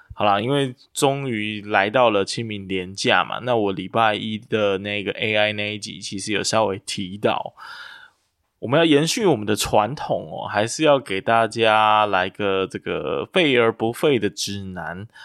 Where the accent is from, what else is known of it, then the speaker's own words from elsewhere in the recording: Kaohsiung, Taiwan; 身为高雄人之耻的我